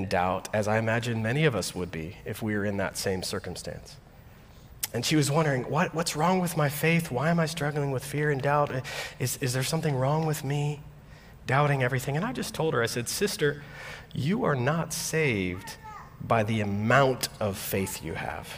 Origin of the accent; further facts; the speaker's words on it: Florida, United States; now in Midwest, United States; I grew up in Florida